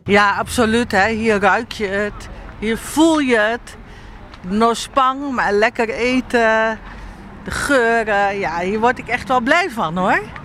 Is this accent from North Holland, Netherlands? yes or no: no; Sliedrecht, South Holland, Netherlands; also born or lived in Suriname; toen ik in Nederland aankwam en in het dorp waar ik opgroeide. Sliedrecht